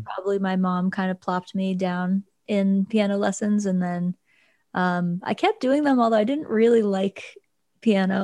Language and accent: English; Luray, Virginia, United States; originally, I'm from rural Virginia, a town called Luray.